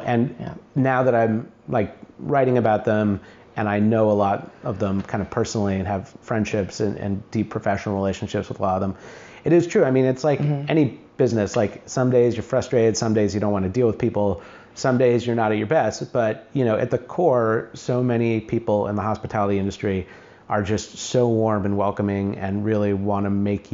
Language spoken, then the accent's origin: English; Greene, New York, United States; I was born in New York City, and then we moved to a small town in western New York called Greene